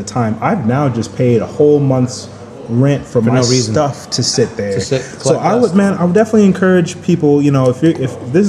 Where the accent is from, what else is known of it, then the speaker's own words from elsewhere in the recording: Dallas, Texas, United States; It's expensive to me because I'm from Dallas. So, that's twice as much as any apartment in Dallas.